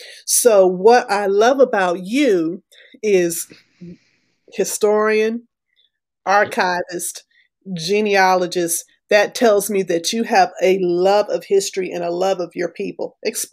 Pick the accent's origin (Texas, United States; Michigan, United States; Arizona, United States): Texas, United States; also born or lived in Florida / Alabama; I grew up in West Texas. I grew up in Florida. I grew up in Alabama.